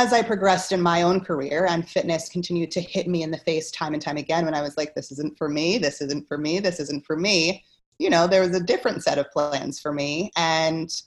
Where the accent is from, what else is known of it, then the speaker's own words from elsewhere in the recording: Philadelphia, Pennsylvania, United States; also born or lived in Washington, D.C. / Germany; I hail from Philadelphia, Pennsylvania